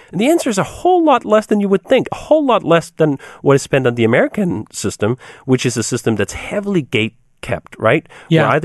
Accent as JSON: {"language": "English", "country": "Denmark", "moved": "as an adult", "lives_now": "United States", "said": "In fact, when I came from Denmark to here, I was astounded at just how poorly those two parts worked. When I came to the US, I had a, a girlfriend at the time who was enrolled in Loyola University."}